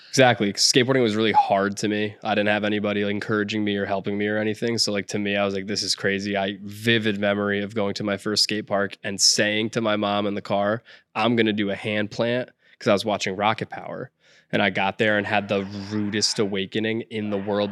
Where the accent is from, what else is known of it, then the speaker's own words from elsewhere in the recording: Clinton, Connecticut, United States; also born or lived in Florida / Madison, Connecticut; I moved up to Connecticut, to Clinton, Connecticut, first Madison, Connecticut, but I moved up to Clinton after